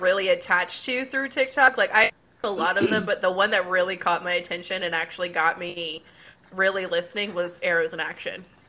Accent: Waldorf, Maryland, United States

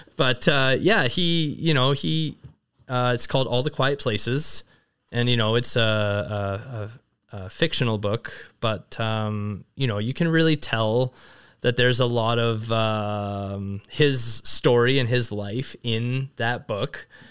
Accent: Vernon, British Columbia, Canada; moved away as an adult; also born or lived in China; growing up in Vernon

